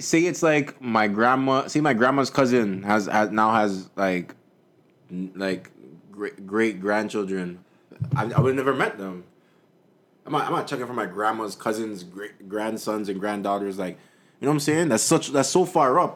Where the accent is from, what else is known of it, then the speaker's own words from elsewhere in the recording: Jamaica; I'm Jamaican